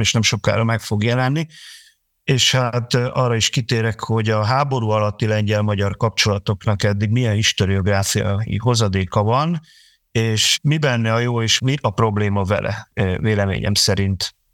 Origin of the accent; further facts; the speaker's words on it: Hungary; Magyarországon vagyunk, és eh, magyarok vagyunk